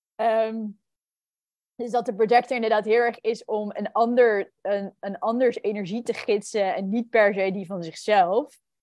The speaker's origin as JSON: {"language": "Dutch", "country": "New Zealand", "tie": "born or raised there", "also_born_or_lived": "Netherlands", "moved": "yes", "said": "ik ben opgegroeid in Nieuw-Zeeland"}